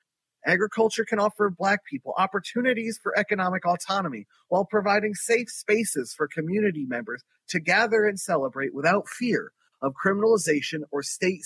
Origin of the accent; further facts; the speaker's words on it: Philadelphia, Pennsylvania, United States; My hometown of Philadelphia, food justice activists and urban growers protest to save their farms and gardens